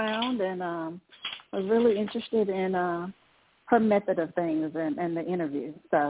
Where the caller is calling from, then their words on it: Georgia, United States; I am in Georgia.